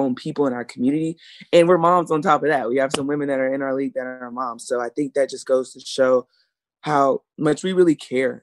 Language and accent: English; South Carolina, United States; growing up in South Carolina